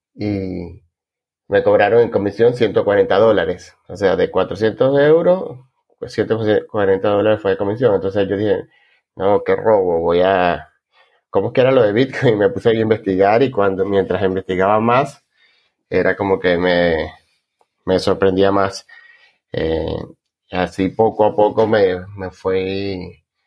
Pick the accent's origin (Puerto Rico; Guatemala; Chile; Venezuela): Venezuela; moved away as an adult; now in Argentina; me fui de Venezuela en 2015